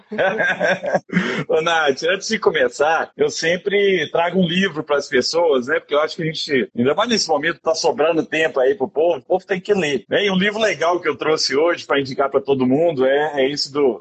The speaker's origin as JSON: {"language": "Portuguese", "town": "Araguari", "region": "Minas Gerais", "country": "Brazil", "tie": "born or raised there", "moved": "yes", "said": "meu, meu conterrâneo de Araguari, de Herigueri. É mandar, um mandar um beijo pro povo de Herigueri lá, que é minha terra"}